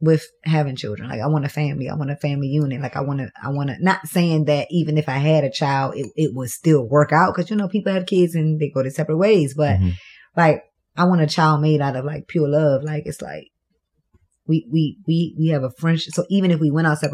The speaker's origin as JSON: {"language": "English", "region": "Maryland", "country": "United States", "tie": "born or raised there", "also_born_or_lived": "Washington, D.C.", "moved": "yes", "lives_now": "Atlanta, United States", "said": "I'm from, well, I was born in D.C., raised in Maryland."}